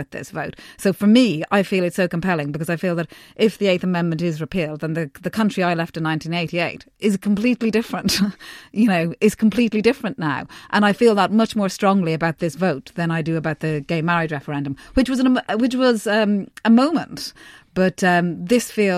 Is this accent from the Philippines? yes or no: no; Ireland; born or raised there; moved away as an adult; now in United Kingdom